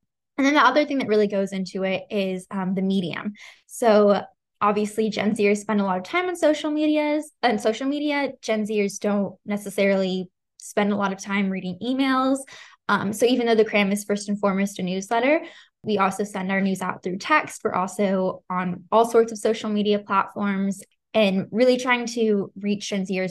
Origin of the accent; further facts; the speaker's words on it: Santa Barbara, California, United States; I'm 18 years old. I'm the founder of The Cram. I'm from Santa Barbara, California.